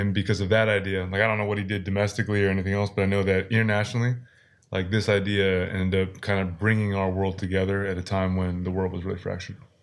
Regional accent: Washington, United States; now in South Korea; the state where we were born

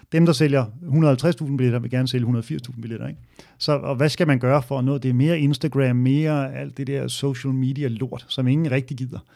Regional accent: Hørsholm, Capital Region of Denmark, Denmark; i Ådalsparken, hvor jeg voksede op, øh, i Hørsholm

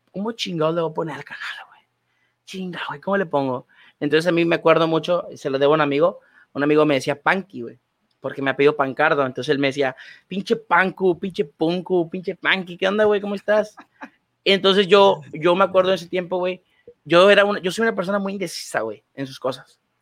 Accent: Cadereyta Jiménez, Nuevo León, Mexico; yo soy de ahí

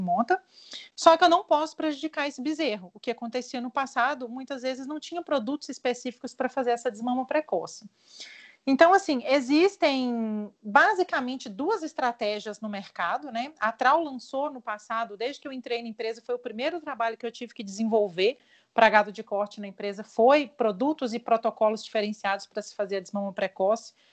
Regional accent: interior of Minas Gerais, Brazil; eu sou mineira, é, nascida no interior de Minas Gerais

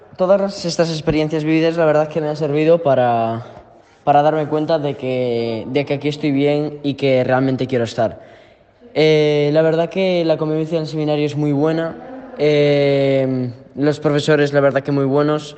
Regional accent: Ponteareas, Galicia, Spain; tengo 15 años y soy de Pontareas

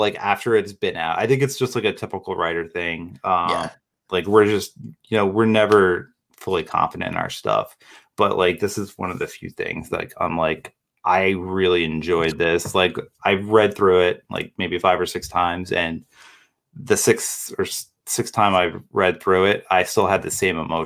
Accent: Toms River, New Jersey, United States; my hometown of Toms River

